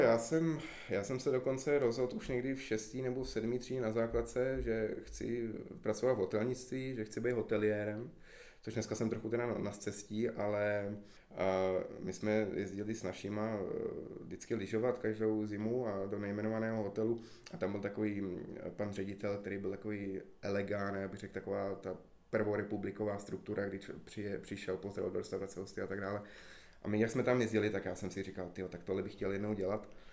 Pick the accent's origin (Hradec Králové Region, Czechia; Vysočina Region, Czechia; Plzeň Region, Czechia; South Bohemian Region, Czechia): Hradec Králové Region, Czechia; Hradec Králové; moved away as an adult; já jsem třeba z Hradce vlastně odešel před studiem, a takže já jsem se sem vrátil